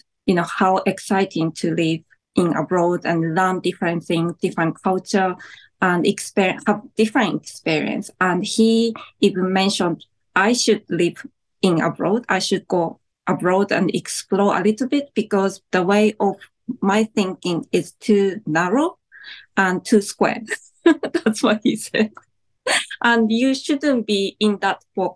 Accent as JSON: {"language": "English", "country": "Japan", "moved": "yes", "lives_now": "New Zealand", "said": "when I lived in Japan"}